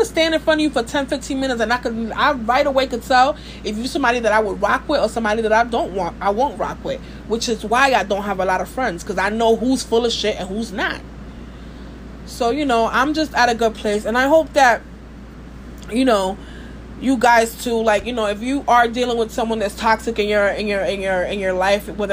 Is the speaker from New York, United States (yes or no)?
yes; New York City, New York, United States; from Brooklyn. I'm a Scorpio Dominican